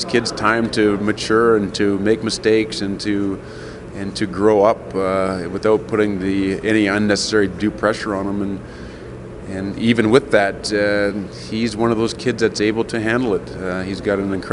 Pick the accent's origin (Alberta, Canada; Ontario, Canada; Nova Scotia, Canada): Alberta, Canada; Edmonton; I'm from Edmonton. I played hockey at the old Edmonton Gardens.